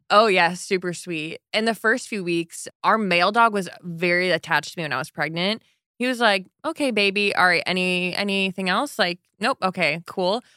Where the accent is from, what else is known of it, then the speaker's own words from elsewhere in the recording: Michigan, United States; moved away; I grew up in Michigan where people had lake houses